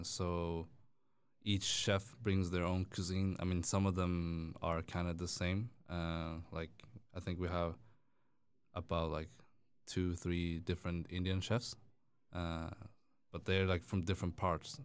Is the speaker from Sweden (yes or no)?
yes; Stockholm, Stockholm County, Sweden; born and raised in Stockholm